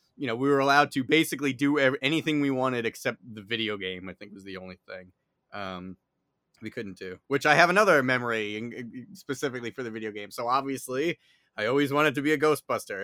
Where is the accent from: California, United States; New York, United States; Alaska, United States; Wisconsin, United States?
New York, United States; New York City; accent: New York; if you can't tell by my accent, I am based in, uh, New York City.